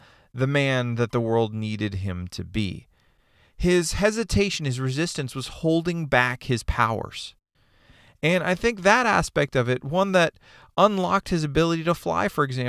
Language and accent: English; Canada; moved away as an adult; now in United States; I'm from Canada